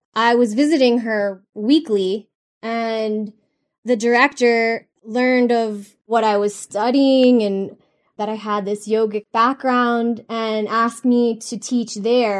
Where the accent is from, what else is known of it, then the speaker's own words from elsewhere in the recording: Miami, Florida, United States; moved away; I grew up in South Florida in Miami